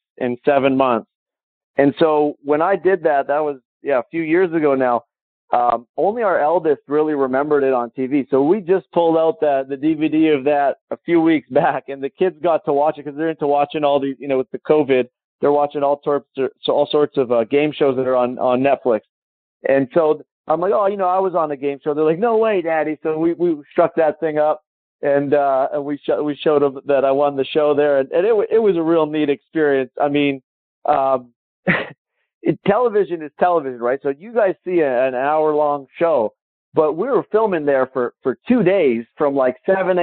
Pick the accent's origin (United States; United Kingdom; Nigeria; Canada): Canada; Calgary, Alberta; I flew back to my hometown, Calgary